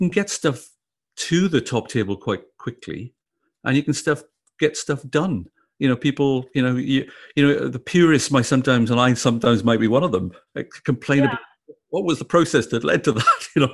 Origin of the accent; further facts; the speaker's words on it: Wales, United Kingdom; now in Australia; a Welshman who's not really very Australian at all